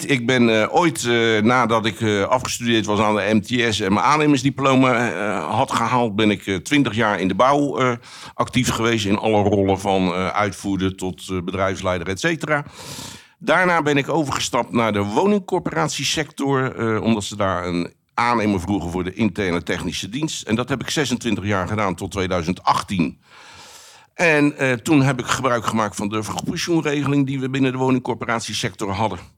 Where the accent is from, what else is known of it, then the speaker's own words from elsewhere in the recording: Rotterdam, South Holland, Netherlands; ik, ik, ben een Rotterdammer, recht door zee.